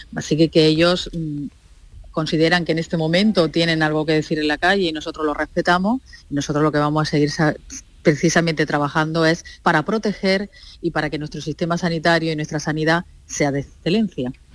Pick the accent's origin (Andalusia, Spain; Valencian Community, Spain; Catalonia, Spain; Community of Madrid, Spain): Andalusia, Spain; nosotros como andaluces